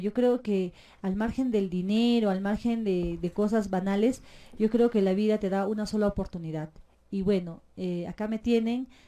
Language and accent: Spanish; Puno, Peru; Yo he nacido en la hermosa tierra de Puno